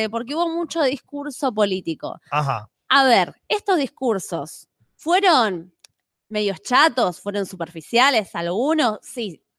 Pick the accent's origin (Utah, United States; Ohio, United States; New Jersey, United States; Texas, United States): Ohio, United States; Toledo; soy de Toledo, Ohio.